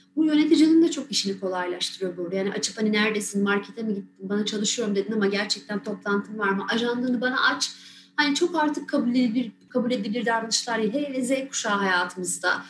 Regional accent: Balıkesir, Turkey; moved away as an adult; Aslen Balıkesirliyim, ailem de orada. Üniversiteyle beraber buraya geldim.

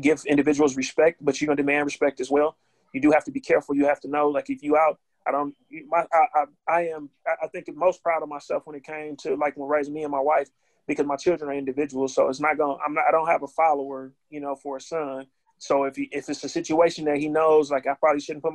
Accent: Milwaukee, Wisconsin, United States; I'm from West Lawn, and, you know, for, you know, in Milwaukee

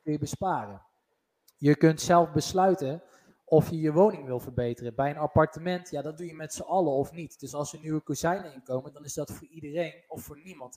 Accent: North Brabant, Netherlands; wij zijn Brabanders

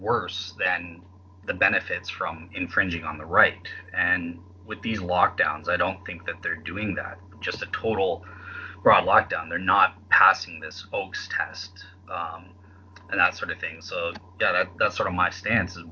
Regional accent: Canada; I'm not an American. But I guess just to contribute something unique from a Canadian perspective

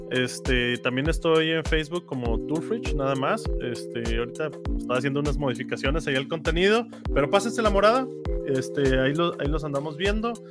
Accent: Puerto Rico; pero no es porque sea de Puerto Rico. O sea, sí soy de Puerto Rico, pero eso no significa

